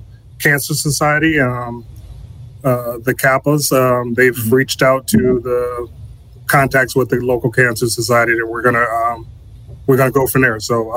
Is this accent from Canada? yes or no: no; Benton Harbor, Michigan, United States; when I returned back home here to Benton Harbor, born and raised in Benton Harbor